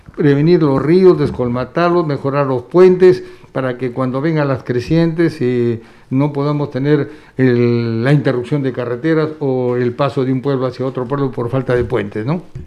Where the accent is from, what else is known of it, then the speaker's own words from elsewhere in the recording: Piura, Peru; yo que vengo de Piura